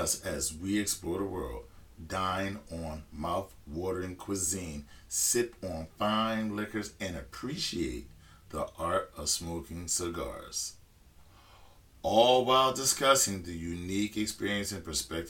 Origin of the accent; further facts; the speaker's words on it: United States; as an American citizen